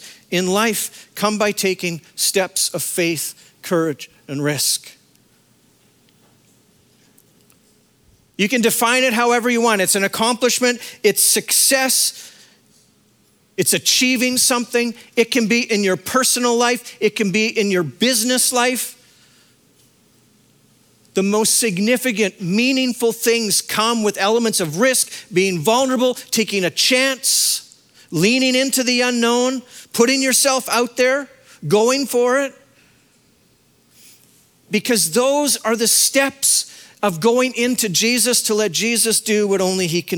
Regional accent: Saskatchewan, Canada; moved away as an adult; I was a kid from Saskatchewan

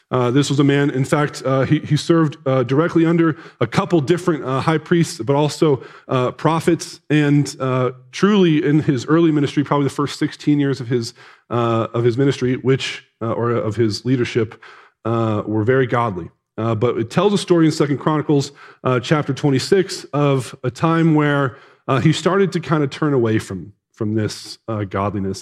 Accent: Casper, Wyoming, United States; I'm from Casper.

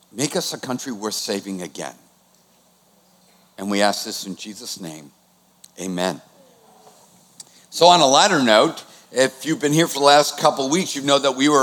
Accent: Boston, Massachusetts, United States; moved away; I'm from Boston.

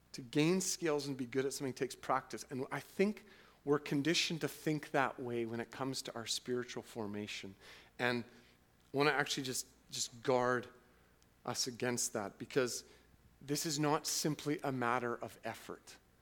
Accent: Canada; twenty-first century autonomous, individualistic, wealthy Canadians

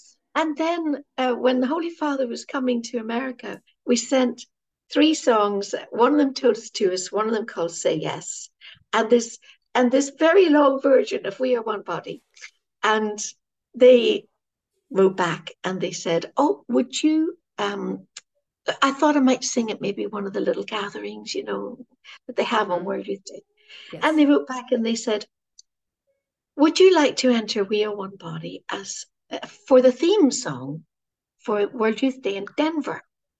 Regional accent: Ireland; Now, you know, being Irish, he's our patron saint.

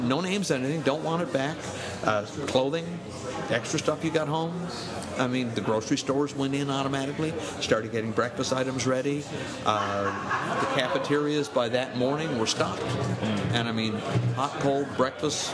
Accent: Corner Brook, Newfoundland and Labrador, Canada; now in Gander, Canada; born and raised in Cornerbrook.

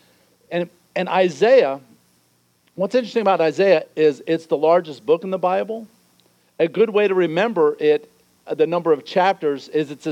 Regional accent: Newark, Delaware, United States; I grew up in Newark, Delaware

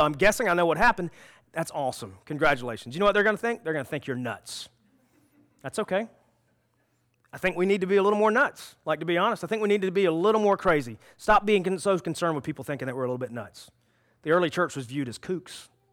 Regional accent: South Carolina, United States; I was born in South Carolina

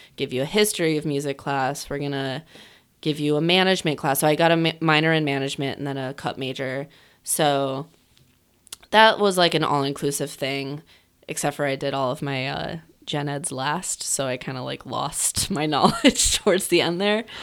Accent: Chicago, Illinois, United States; moved back here because my mom's family is from here

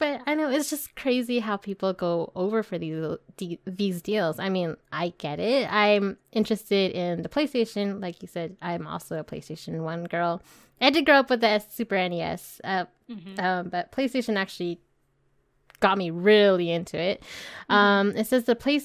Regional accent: California, United States; I'm from California

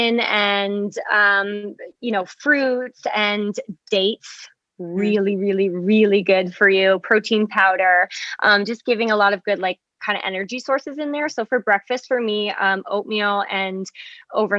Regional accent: Massachusetts, United States; I'm a New England girl. I grew up in Massachusetts.

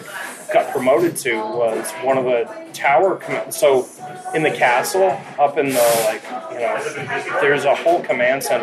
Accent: East Coast, United States; growing up on the East Coast

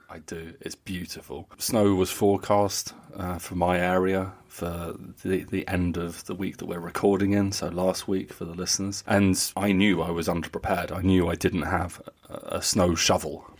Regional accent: United Kingdom; moved away as an adult; now in Germany; I'm British

